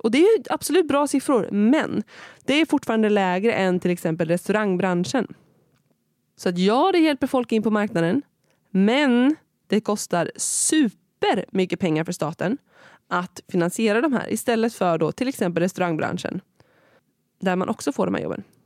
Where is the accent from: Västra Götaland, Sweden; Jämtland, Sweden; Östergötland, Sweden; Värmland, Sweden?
Östergötland, Sweden; Kinda; also born or lived in Malmö; i min hemkommun Kinda